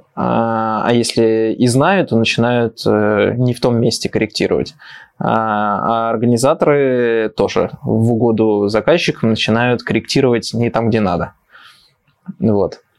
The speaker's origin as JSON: {"language": "Russian", "region": "Moscow", "country": "Russia", "said": "я же москвич"}